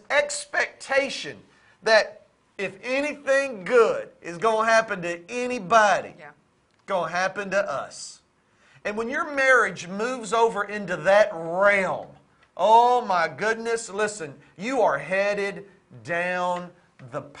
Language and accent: English; United States; growing up in America, growing up in church